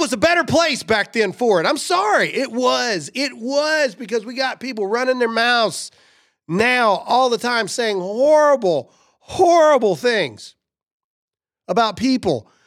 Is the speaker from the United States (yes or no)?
yes; the South, United States; I'm from the South